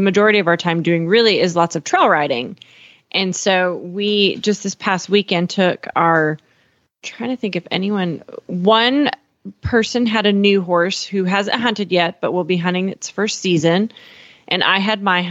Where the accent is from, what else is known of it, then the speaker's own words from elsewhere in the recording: Eastern Montana, United States; now in Texas, United States; I'm from Eastern Montana